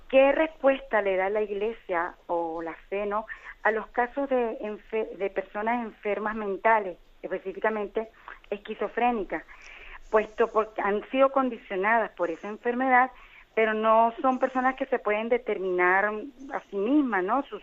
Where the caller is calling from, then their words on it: Canary Islands, Spain; Un placer saludarlos. … de Gran Canaria.